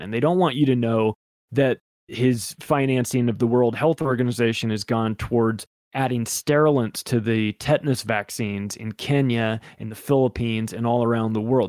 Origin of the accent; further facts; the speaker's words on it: Palm Springs, California, United States; I grew up in Palm Springs, California, which has a huge gay community there.